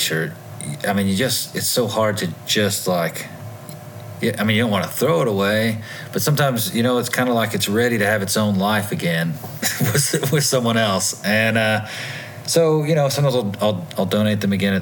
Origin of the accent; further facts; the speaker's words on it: Tennessee, United States; moved away as an adult; also born or lived in Asia; I moved back to my home state of Tennessee